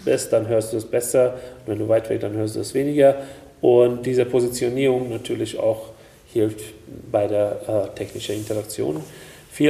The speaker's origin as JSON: {"language": "German", "country": "Hungary", "tie": "born or raised there", "second_language": "German", "moved": "yes", "said": "ich bin in Ungarn geboren"}